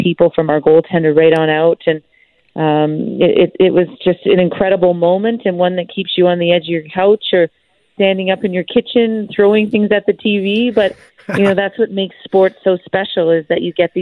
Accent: Canada; as Canadian hockey players, we've been able to win gold a few times

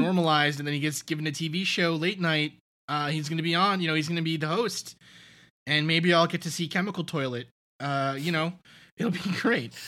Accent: New York City, New York, United States; I'm from Staten Island

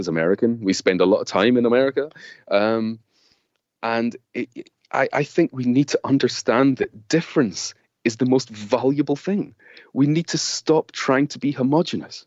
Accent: Scotland, United Kingdom; now in London, United Kingdom; me growing up in Scotland

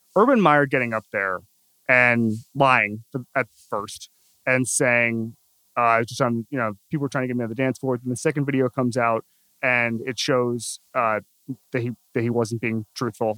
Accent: Orlando, Florida, United States; I'm from Orlando

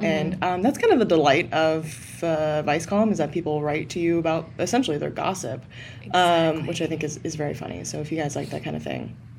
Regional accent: the South, United States; We've already covered I'm from the South

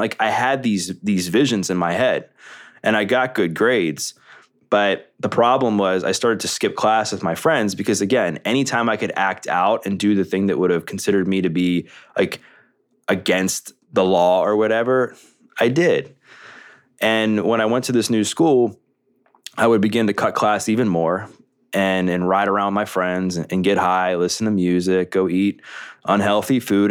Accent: Baltimore, Maryland, United States; Growing up in Baltimore, the Greater Baltimore area in Maryland

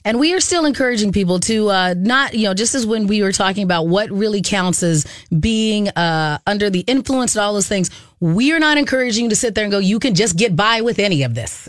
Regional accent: Arizona, United States; we grew up in Arizona

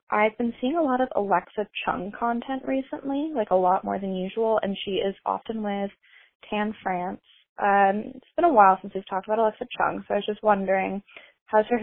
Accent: Wichita, Kansas, United States; Wichita, my hometown

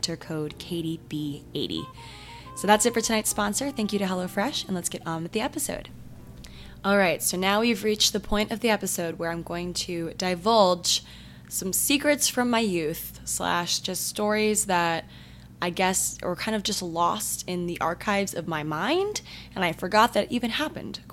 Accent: Maryland, United States; my town, my hometown in Maryland

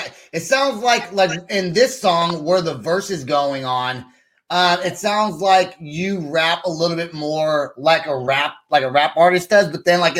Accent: San Francisco Bay Area, California, United States; I'm from the Bay Area, so I grew up listening to a lot of Bay Area rap

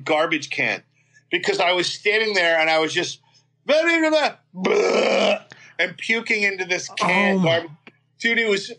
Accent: New York, United States; And I had a couple friends, you know, that I grew up in New York.

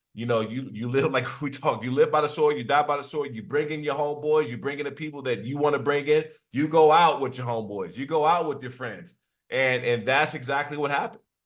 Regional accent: East Coast, United States; moved away as an adult; I'm from the East Coast

